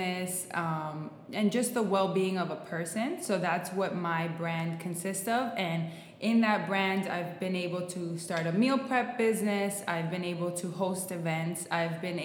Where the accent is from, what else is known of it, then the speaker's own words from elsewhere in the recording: Miami, Florida, United States; I'm born and raised in Miami.